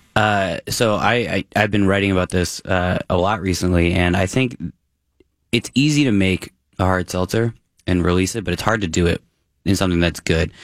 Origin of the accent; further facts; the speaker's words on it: Massachusetts, United States; moved away; I grew up in Massachusetts